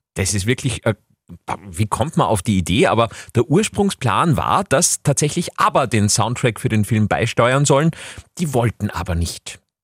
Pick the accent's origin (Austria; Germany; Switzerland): Austria; bei uns in Österreich